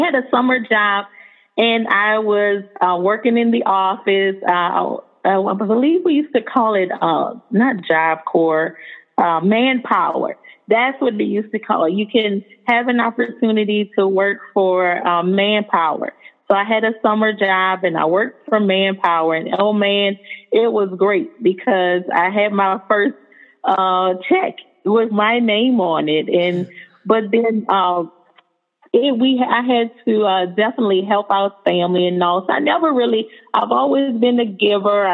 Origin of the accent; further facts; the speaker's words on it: New Orleans, Louisiana, United States; moved away as an adult; now in Houston, United States; I was born and raised in New Orleans, Louisiana, to a two-parent family